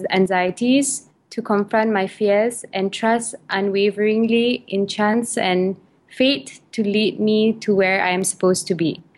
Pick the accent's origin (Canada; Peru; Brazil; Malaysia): Malaysia; also born or lived in United Kingdom; I'm Malay. I reside in Malaysia. I was born in the United Kingdom, but I was raised in Malaysia.